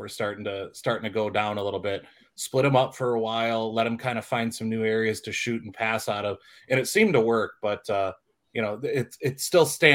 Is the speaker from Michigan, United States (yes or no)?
yes; Detroit, Michigan, United States; born or raised there